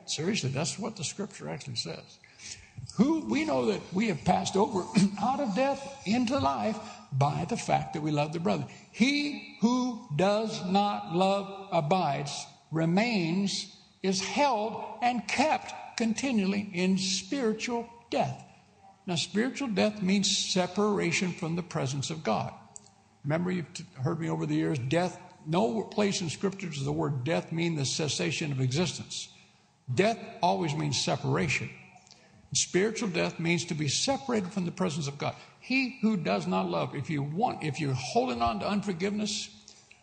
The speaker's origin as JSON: {"language": "English", "country": "United States", "moved": "yes", "said": "I am an American citizen"}